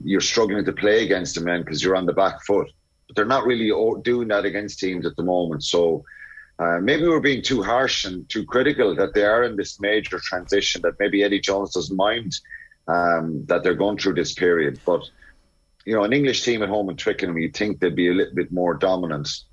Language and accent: English; Ireland; as Irish uh, people were were nervous about kind of shooting for the stars